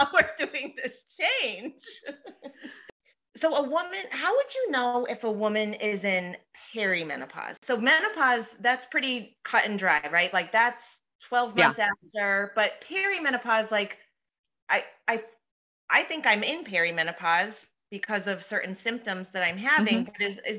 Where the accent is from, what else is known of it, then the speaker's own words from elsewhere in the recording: Northeast, United States; also born or lived in Tucson; we're from the Northeast